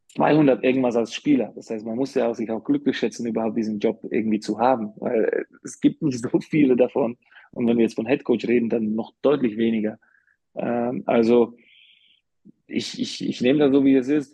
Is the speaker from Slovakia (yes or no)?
yes; Slovakia; also born or lived in Karlsruhe, Germany / Bamberg, Germany; now in Ulm, Germany; ich werde immer als Slowake